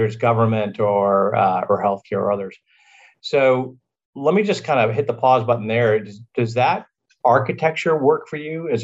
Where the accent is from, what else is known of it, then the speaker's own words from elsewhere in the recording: Virginia, United States; This is a Sunday dinner, 3 o'clock on Sunday afternoon, growing up in Virginia